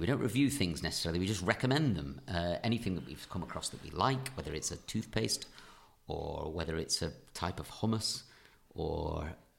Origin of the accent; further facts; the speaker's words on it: Leyland, North West England, United Kingdom; moved away; I went back to Leyland, to my hometown